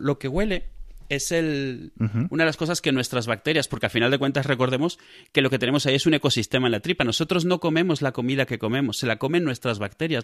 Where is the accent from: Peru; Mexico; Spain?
Spain